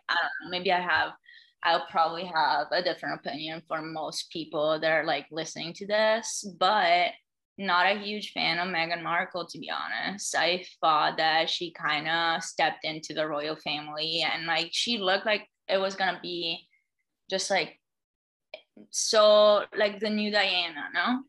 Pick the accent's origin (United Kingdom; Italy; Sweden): Italy; me being the Italian girl that I am